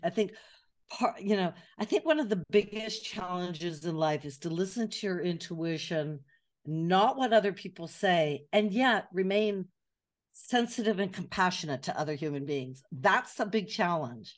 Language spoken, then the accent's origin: English; Atherton, California, United States; moved away as an adult; also born or lived in Glendale, California / Montecito, California; now in Paris, France; I grew up in California, which is now the, the part of California which is now known as Silicon Valley